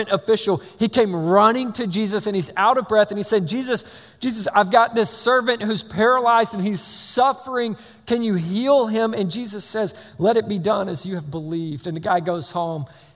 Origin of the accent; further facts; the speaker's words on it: Georgia, United States; I'm from Georgia